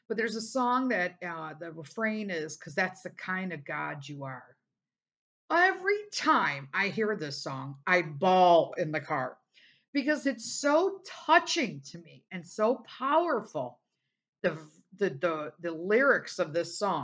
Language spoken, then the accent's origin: English; United States; being an American